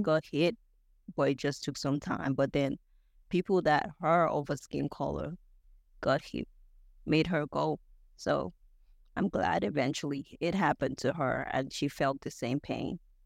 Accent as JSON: {"language": "English", "country": "Nigeria", "moved": "as an adult", "lives_now": "United States", "said": "I'm a Nigerian"}